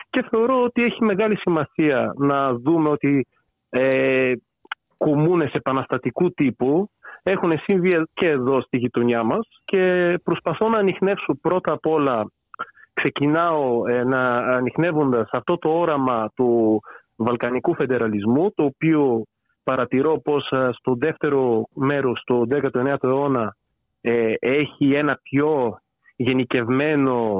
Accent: Bulgaria; Greek is a second language; now in Greece; τα ελληνικά τα έμαθα πριν περίπου 10 χρόνια. Γεννήθηκα και μεγάλωσα στη Βουλγαρία. Δεν είναι η μικρή, μητρική μου γλώσσα, γι' αυτό θα κάνω κάποια λάθη.

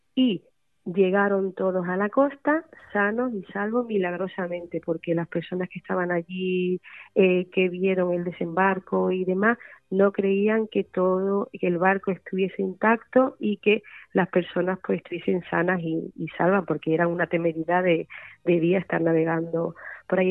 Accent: Málaga, Andalusia, Spain; yo soy malagueña y era un poquito homenaje a, mi tierra

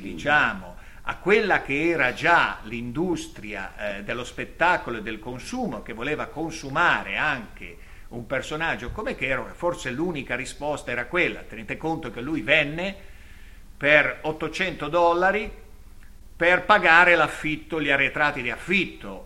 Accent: Lerma, Piedmont, Italy; io sono di Lerma

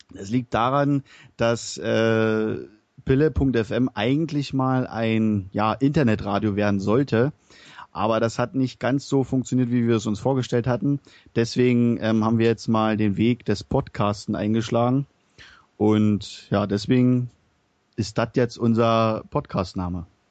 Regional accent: Berlin, Germany; now in Bavaria, Germany; ich wohne zurzeit in Bayern, komme mal gebürtig aus Berlin. Hört mal vielleicht an meinen Dialekt

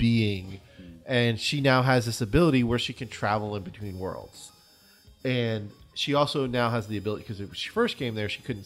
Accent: United States; we're American

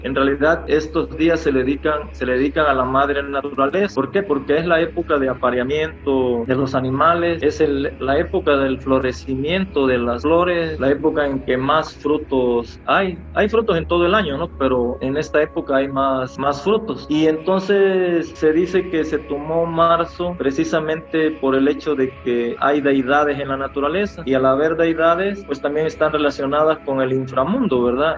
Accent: Catemaco, Veracruz, Mexico; No, pues de Catemaco

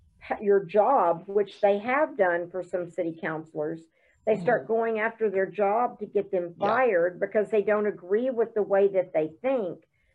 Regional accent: Broken Arrow, Oklahoma, United States; I mean, I'm from Broken Arrow and our city council has taken it, you know, for the whole mask mandate.

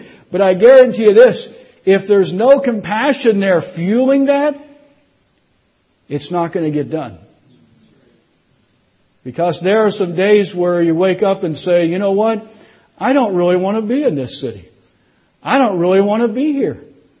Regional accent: Indiana, United States; now in Florida, United States; I'm not from Tennessee. I don't want to speak like a southerner. Y'all know what I'm talking about, right? I'm from Indiana. I'm a Yankee. I moved to Florida, which is a northern state.

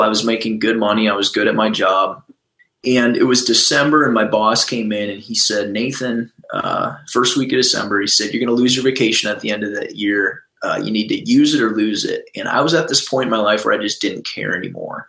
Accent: Minnesota, United States; I'm from Minnesota

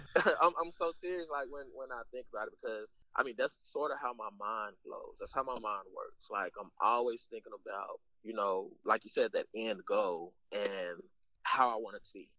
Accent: Arkansas, United States; moved away; we're from Arkansas

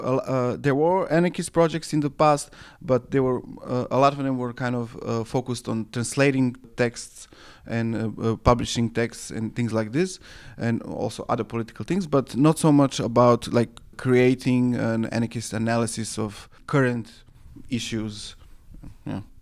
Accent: Serbia; where I come from from Serbia

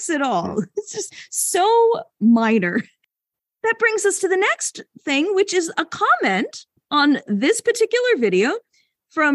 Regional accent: Canada; As a Canadian

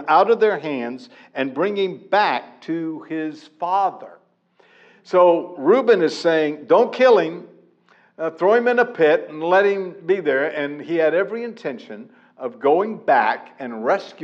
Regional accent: Pensacola, Florida, United States; I grew up in Pensacola, Florida, which is in the panhandle of Florida

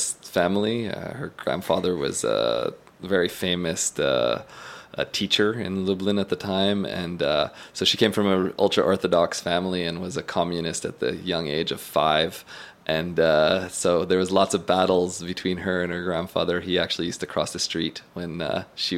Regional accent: Eastern Townships, Quebec, Canada; I grew up born and bred in the Eastern Townships

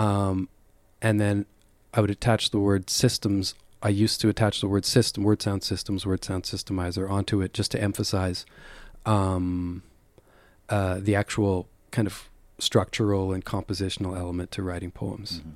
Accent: Calgary, Alberta, Canada; moved away; growing up in Calgary

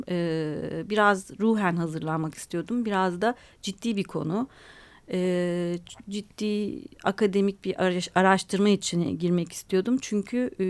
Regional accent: Istanbul, Turkey; born there; also born or lived in Adana; Biz Adanalıyız yani ailem ben İstanbul'da doğdum ama annem e, anneannem çocukluğumda bütün yaz tatillerim Adana'da geçti.

